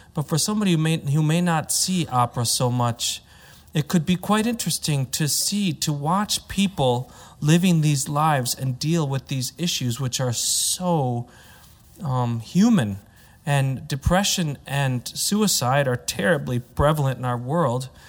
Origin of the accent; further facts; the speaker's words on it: United States; I'm American, so I have the, I have an American point of view